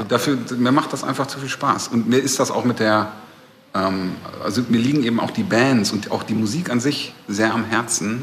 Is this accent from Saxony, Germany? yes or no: no; Recklinghausen, North Rhine-Westphalia, Germany; moved away as an adult; also born or lived in Bochum; now in Berlin, Germany; Da geboren und da habe ich auch sehr viele Jahre bis zum Studium gelebt